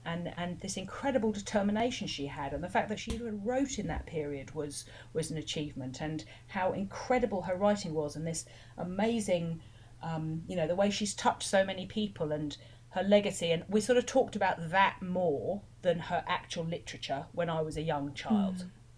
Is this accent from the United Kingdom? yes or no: yes; Chawton, South East England, United Kingdom; about growing up in Chawton